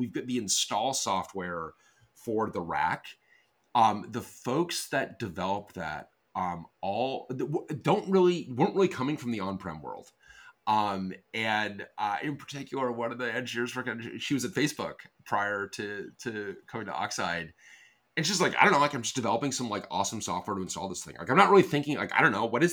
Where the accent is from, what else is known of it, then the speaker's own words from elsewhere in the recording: Colorado, United States; moved away; I grew up in Colorado